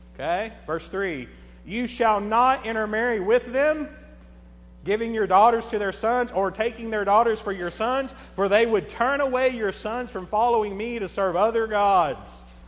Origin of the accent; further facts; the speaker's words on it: United States; I'm American